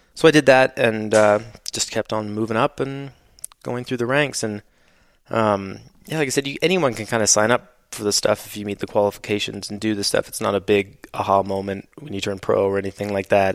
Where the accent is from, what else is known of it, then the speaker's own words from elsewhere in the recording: Canada; where I grew up in Canada